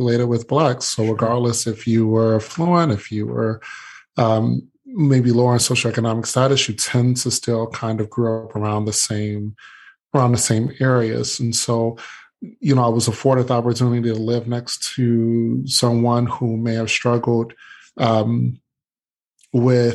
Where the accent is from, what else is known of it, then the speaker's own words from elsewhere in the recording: Detroit, Michigan, United States; growing up in Detroit